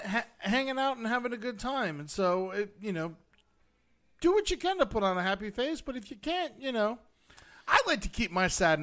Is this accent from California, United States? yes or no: no; Buffalo, New York, United States; Top it off, I'm from Buffalo and a Bills fan, too.